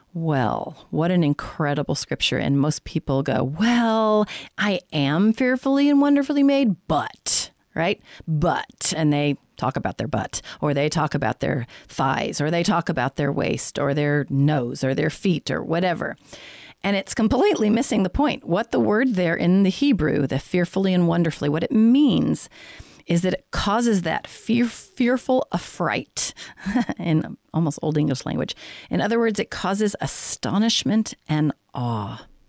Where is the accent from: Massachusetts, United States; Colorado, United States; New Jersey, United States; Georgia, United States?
Colorado, United States; now in San Diego, United States; I grew up in Colorado